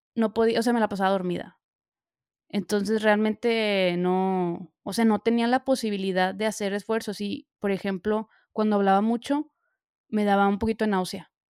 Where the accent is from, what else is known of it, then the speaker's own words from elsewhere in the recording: Monterrey, Nuevo León, Mexico; now in Milan, Italy; soy de México, bueno, ya saben, soy de Monterrey, pero pues vivo ahorita en Milán